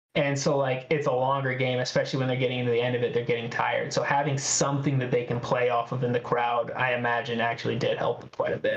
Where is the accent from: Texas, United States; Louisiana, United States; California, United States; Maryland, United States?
California, United States; Redding; I'm not from the Bay Area, okay? I'm from Redding, California